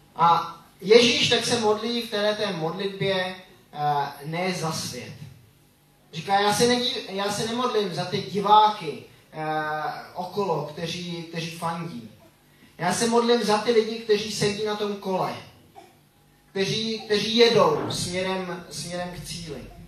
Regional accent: Switzerland; now in Czech Republic; jsem vyrůstal, eh, ve Švýcarsku

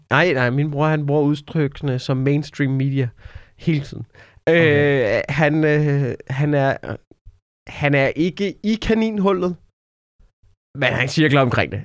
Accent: Denmark; man som dansker

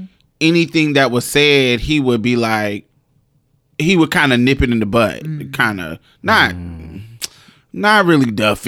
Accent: Indiana, United States; now in Mississippi, United States; it definitely was a difference when I came from Indiana to Mississippi.

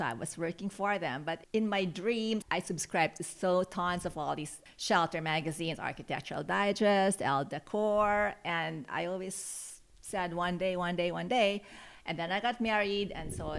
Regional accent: Philippines; moved away as an adult; also born or lived in New York City, United States; now in San Francisco Bay Area, United States; I was born and raised in the Philippines, and my parents had an export business

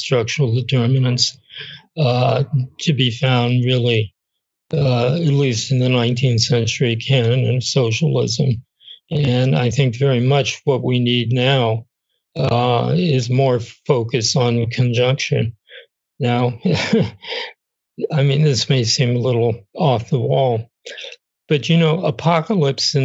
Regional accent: United States; I'm American.

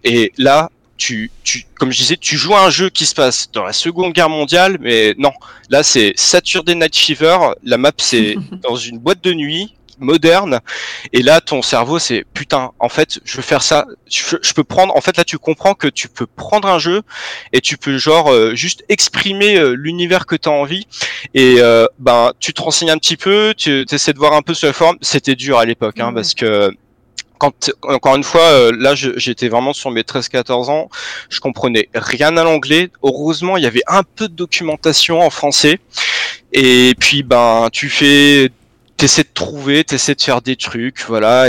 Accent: Vandœuvre-lès-Nancy, Grand Est, France; je viens de, de Vendœuvre, une espèce mhm. de, de, petite ville années 60-70 qui est juste à côté de Nancy

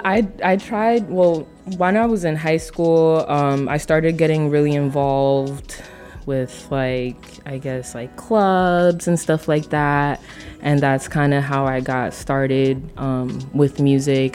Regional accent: Union City, New Jersey, United States; also born or lived in Los Angeles, California; I'm from Union City, New Jersey, so okay. I'm just right across the Hudson River.

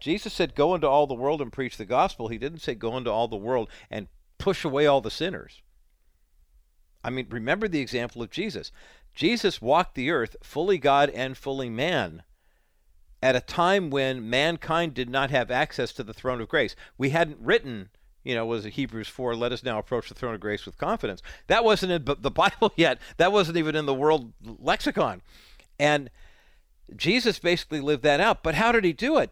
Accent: United States; growing up in America

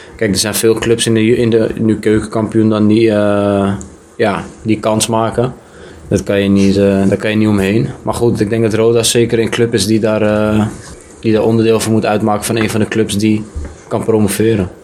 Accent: Amsterdam, North Holland, Netherlands; moved away as an adult; also born or lived in Belgium; now in Kerkrade, Netherlands; ik kom uit Amsterdam.

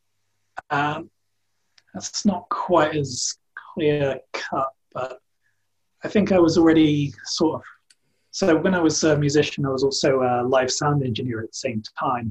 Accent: East Cornwall, South West England, United Kingdom; I was born in East Cornwall, part of a Celtic family down here

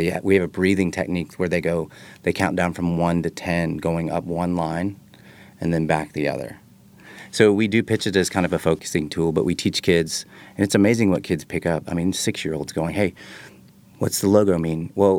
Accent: Texas, United States; So I'm from Texas, and everybody knows who Ian is.

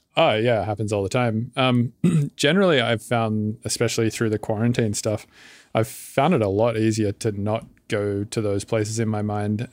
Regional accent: Sydney, New South Wales, Australia; moved away as an adult; now in United States; I'm from Australia, but I've been living in the States now for about six years

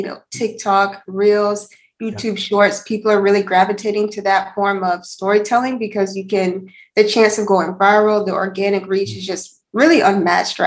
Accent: Alabama, United States; moved away; I'm actually originally from Alabama.

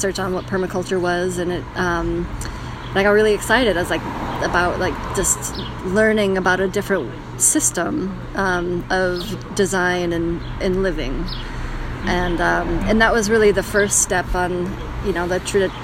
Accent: Missoula, Montana, United States; now in New York, United States; I grew up in Missoula, Montana

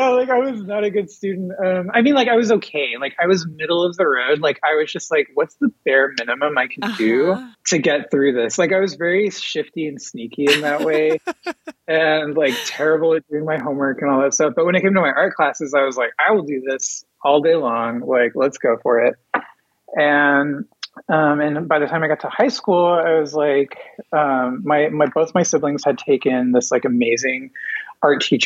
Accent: Dallas, Texas, United States; moved away as an adult; now in Kansas City, Missouri, United States; I was born and raised in Dallas, Texas

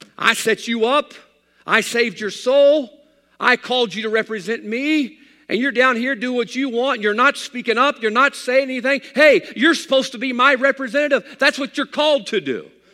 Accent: United States; I'm an American

